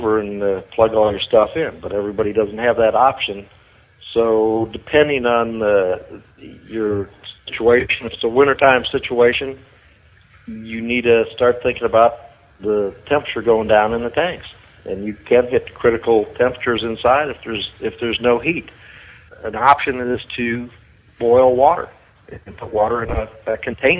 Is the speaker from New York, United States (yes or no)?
yes; Buffalo, New York, United States; moved away; I was born in Buffalo, New York, so we get a lot of lake effect snow.